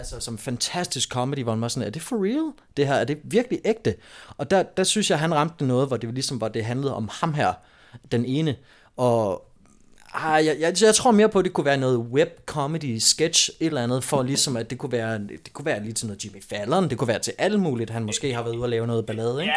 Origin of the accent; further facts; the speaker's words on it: Vejen, Southern Denmark, Denmark; moved away; also born or lived in Aarhus; min gamle hjemby i Vejen, hvor jeg voksede op